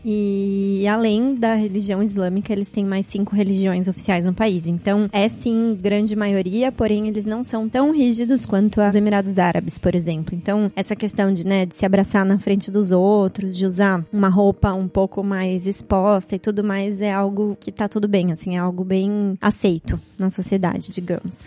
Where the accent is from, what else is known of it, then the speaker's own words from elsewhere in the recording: Piracicaba, São Paulo, Brazil; moved away as an adult; now in Indonesia; eu sou do interior de São Paulo, sou de Piracicaba, estou fora do país faz uns oito anos